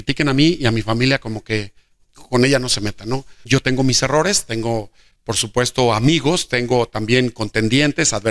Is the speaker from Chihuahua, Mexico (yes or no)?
no; Jesús María, Aguascalientes, Mexico; el destino me regresó a Jesús María y veo a Jesús María como, como mi tierra, como mi punto de partida, como un lugar que quiero y que estoy trabajando al 100 en él.